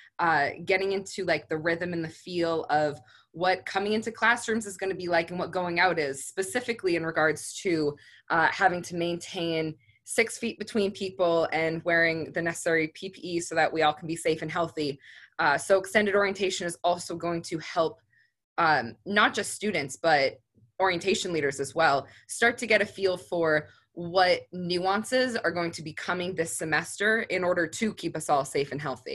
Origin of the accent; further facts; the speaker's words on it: Epping, New Hampshire, United States; I'm from a really small town called Epping, New Hampshire